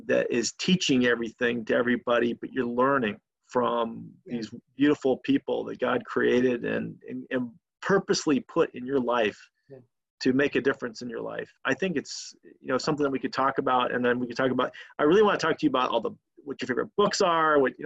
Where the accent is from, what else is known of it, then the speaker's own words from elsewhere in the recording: Yakima, Washington, United States; I grew up in Washington State in a little town called Yakima